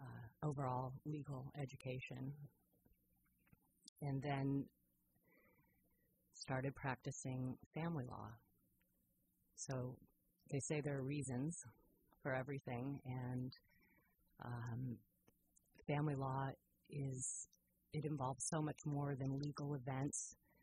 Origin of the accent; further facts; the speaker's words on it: Boston, Massachusetts, United States; also born or lived in West Coast, United States; I was born in Boston and grew up partly on the East Coast and partly on the West Coast.